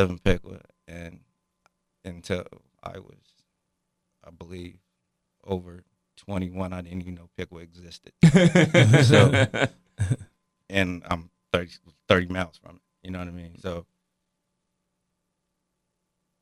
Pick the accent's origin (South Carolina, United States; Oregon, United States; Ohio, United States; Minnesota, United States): Ohio, United States; Dayton; now in Piqua, United States; I grew up in Dayton